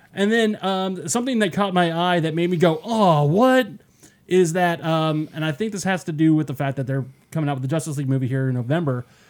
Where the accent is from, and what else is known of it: Denver, Colorado, United States; born or raised there; moved away